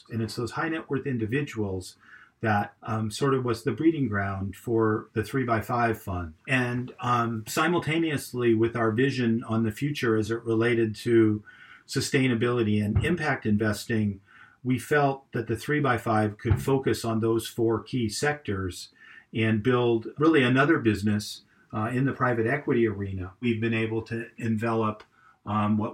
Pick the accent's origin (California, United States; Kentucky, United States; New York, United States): California, United States; Los Angeles; born or raised there; moved away as an adult; also born or lived in Santa Clara, United States / Eugene, United States; now in Portland, United States